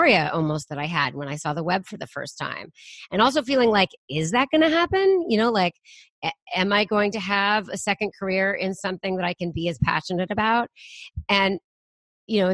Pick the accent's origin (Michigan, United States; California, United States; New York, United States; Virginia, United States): California, United States; Bay Area; I was born and raised in the Bay Area